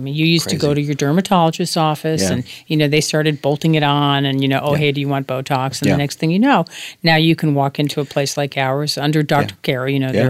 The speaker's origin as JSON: {"language": "English", "area": "Jersey Shore", "region": "New Jersey", "country": "United States", "tie": "born or raised there", "said": "I grew up on the Jersey Shore"}